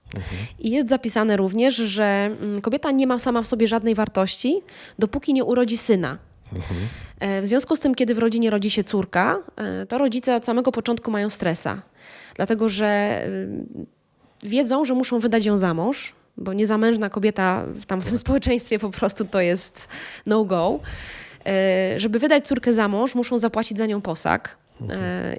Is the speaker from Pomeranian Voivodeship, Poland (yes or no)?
no; Lower Silesian Voivodeship, Poland; jak to mówią u nas na Dolnym Śląsku